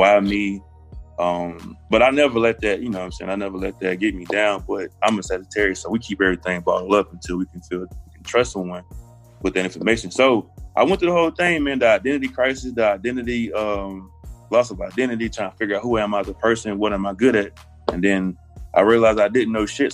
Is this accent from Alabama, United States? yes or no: yes; Anniston, Alabama, United States; I grew up in the Bible Belt of Alabama